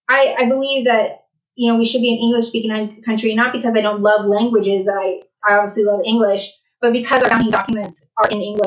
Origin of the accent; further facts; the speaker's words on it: California, United States; Growing up in California, obviously, we all look different. We all, you know, we speak different languages.